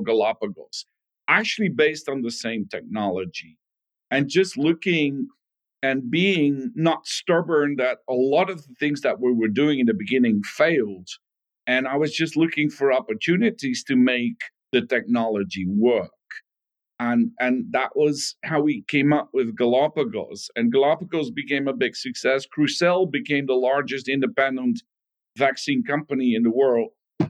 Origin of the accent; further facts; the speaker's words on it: Netherlands; Growing up was fantastic. You know, it was even when I was a small kid, big soccer fan, the Netherlands were doing excellent in the World Cup.